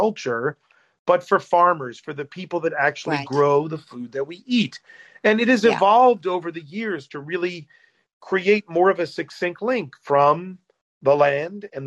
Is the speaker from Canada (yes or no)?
no; United States; as an American